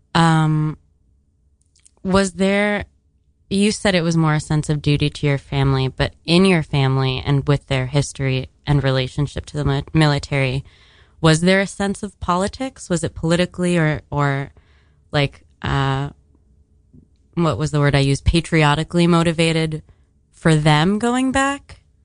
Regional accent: Miami, Florida, United States; moved away; I'm from Miami

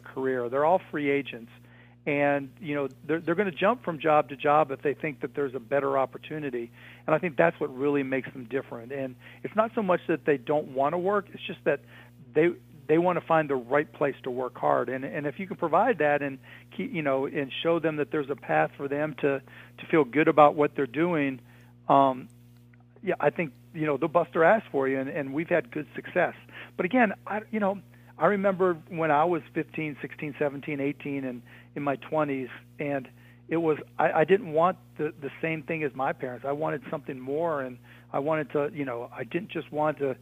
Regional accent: Pittsburgh, Pennsylvania, United States; I grew up in Pittsburgh, Pennsylvania

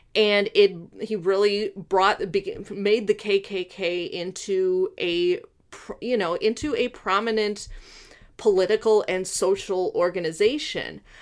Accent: Illinois, United States; I grew up in Illinois, but we were very close to Wisconsin. We're less than an hour from Milwaukee

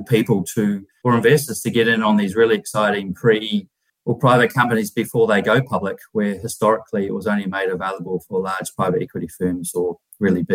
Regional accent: New Zealand; moved away as an adult; also born or lived in United Kingdom / New York; now in Australia; originally I'm from New Zealand

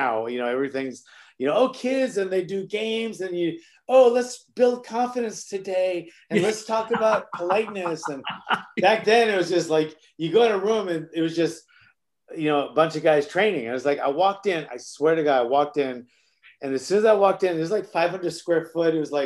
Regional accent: Honolulu, Hawaii, United States; moved away; also born or lived in Woodland Hills, California; I lived in Kamiki, which isn't really a nicer area. So I'm from Kamiki, but I got to go to Kahala Elementary

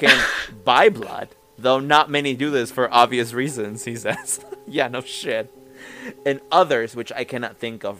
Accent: Mexico; I grew up in Mexico.

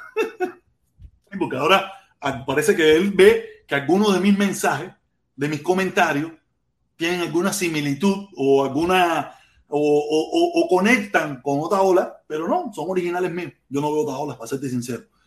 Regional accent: Cuba; moved away; que nos fuimos de Cuba

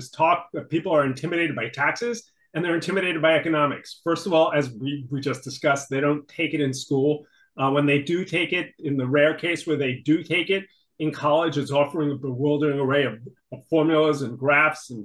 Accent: New York City, New York, United States; I grew up in New York City in a family that often faced financial difficulties

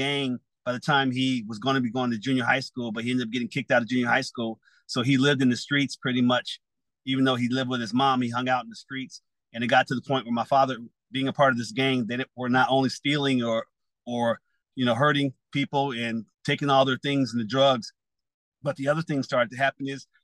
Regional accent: New Jersey, United States; I'm originally from New Jersey

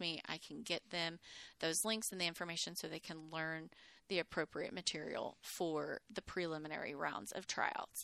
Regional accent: Mineola, Texas, United States; also born or lived in Houston, Texas / Plainview, Texas; now in Waco, United States; I had grown up in Mineola, which is a tiny, tiny little East Texas town

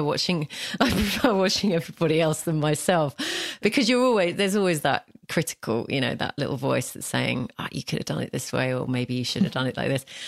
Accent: London, Essex, East of England, United Kingdom; accent: London, Essex; my own accent, which is this, you know, London, Essex, where I'm from

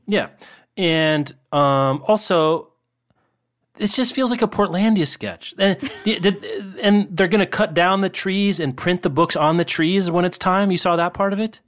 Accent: Lawrence, Kansas, United States; in my hometown of Lawrence

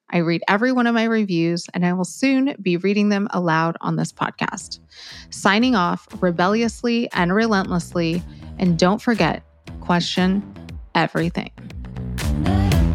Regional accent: Miami, Florida, United States; I'm from Miami

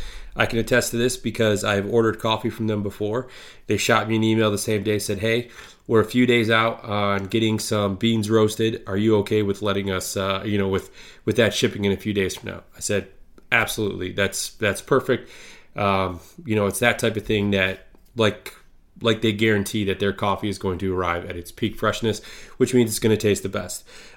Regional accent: Midwest, United States; I grew up in the Midwest here. It doesn't bother me.

